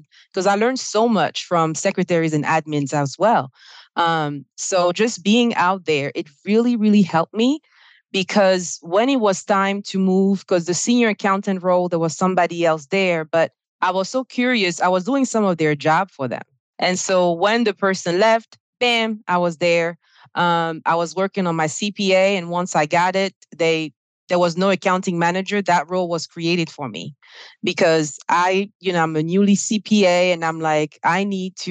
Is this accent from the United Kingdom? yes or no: no; Côte d’Ivoire; English is a second language; now in United States; you probably hear my accent. I'm originally from Ivory Coast on the West African coast, and I speak French.